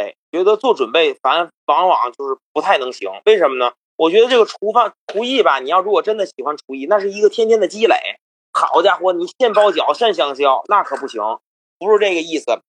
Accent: Tianjin, China; accent: Tianjin; now in United States; 咱们天津人，

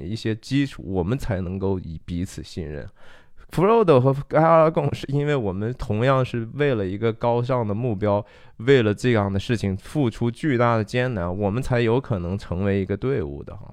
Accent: China; 我们中国人说不要驳了人的面子哈

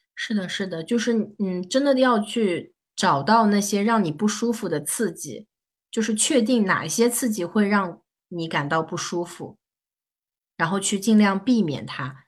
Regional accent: Shanghai, China; 我是上海人

